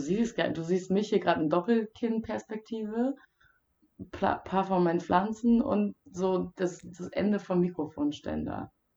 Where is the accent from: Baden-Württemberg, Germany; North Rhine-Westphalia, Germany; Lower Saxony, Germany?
Lower Saxony, Germany; Wildeshausen; Wildeshausen, meiner Heimat